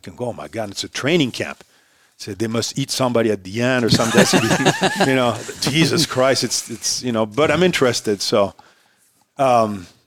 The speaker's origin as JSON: {"language": "English", "town": "Paris", "region": "Île-de-France", "country": "France", "tie": "born or raised there", "also_born_or_lived": "Miami / Santa Fe", "first_language": "French", "second_language": "English", "moved": "as an adult", "lives_now": "United States", "said": "I was born in France, in Paris. My mom is French. My dad's Hungarian."}